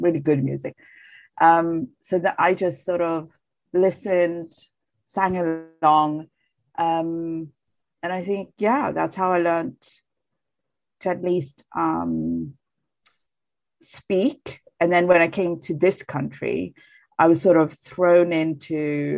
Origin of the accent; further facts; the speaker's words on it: Sweden; English is a second language; also born or lived in Bangladesh; now in London, United Kingdom; I'm from Bangladesh. I was born and bred there, and I was raised in Sweden